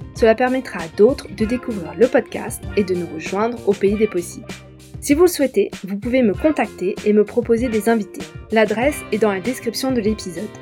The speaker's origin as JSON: {"language": "French", "country": "France", "said": "je suis française"}